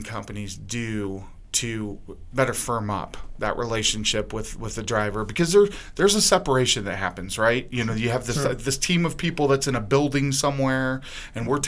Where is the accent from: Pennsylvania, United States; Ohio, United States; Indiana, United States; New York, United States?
Ohio, United States; Lorain; moved away; my mother, she's from where I grew up in Lorain. She still lives there